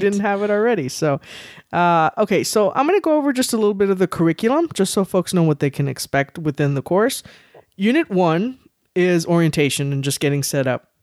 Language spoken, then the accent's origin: English; San Antonio, Texas, United States; I was born and raised here in San Antonio